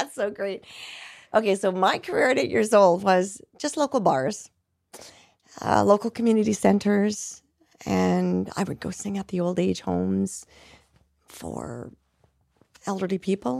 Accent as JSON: {"language": "English", "country": "Canada", "said": "Yes, I'm Canadian."}